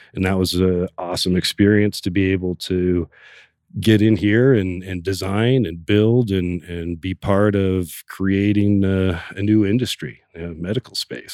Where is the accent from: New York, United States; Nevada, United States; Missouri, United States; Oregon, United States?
Oregon, United States; growing up in Oregon